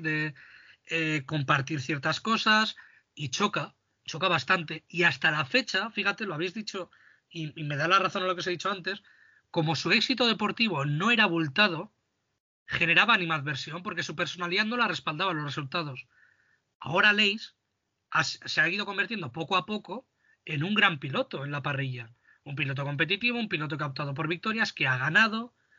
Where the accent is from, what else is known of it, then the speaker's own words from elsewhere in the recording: Spain; nosotros como españoles